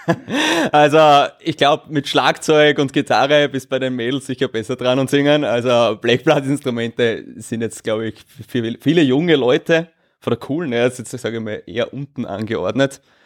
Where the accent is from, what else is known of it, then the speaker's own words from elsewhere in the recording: Austria; Bei uns in Österreich